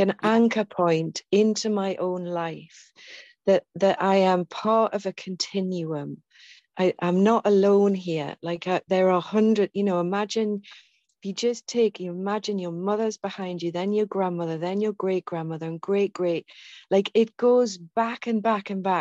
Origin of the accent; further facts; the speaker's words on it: England, United Kingdom; I'm from England, I'm from the UK, so this land, my lineage, goes all the way back through